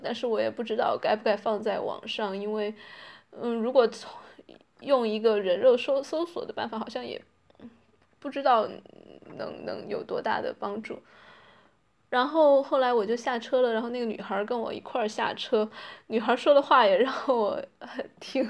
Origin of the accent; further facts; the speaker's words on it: China; now in Netherlands; 不管是我在荷兰还是其他的中国人在国外